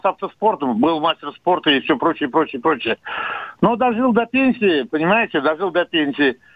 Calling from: Samara, Samara Oblast, Russia; …, э, я из Самары … мне 73 года.

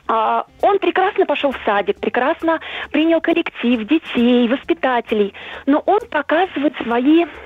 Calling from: Moscow, Russia; я из Москвы, мне 39 лет.

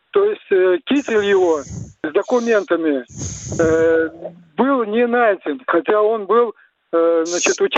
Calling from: Samara, Samara Oblast, Russia; я из Самары, у меня два вопроса.

